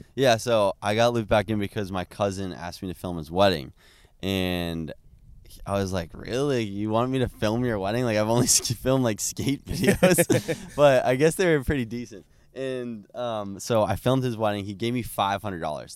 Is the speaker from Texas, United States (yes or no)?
no; Plymouth, Massachusetts, United States; we're from Plymouth, Massachusetts